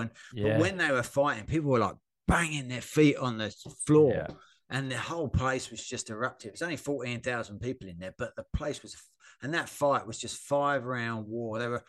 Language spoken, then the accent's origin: English; Australia; obviously big Mark Hunt fans, being Australian.